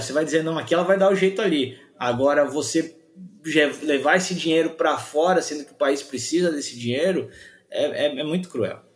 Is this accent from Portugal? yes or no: no; Brazil; a gente é brasileiro